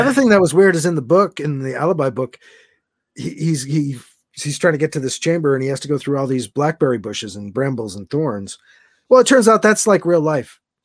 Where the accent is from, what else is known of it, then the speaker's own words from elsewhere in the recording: Massachusetts, United States; moved away; my mom still lives down there and that's where I grew up